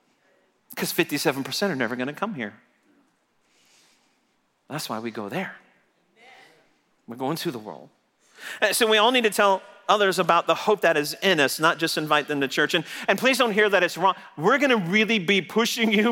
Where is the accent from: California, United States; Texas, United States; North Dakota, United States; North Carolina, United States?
Texas, United States; I'm from Texas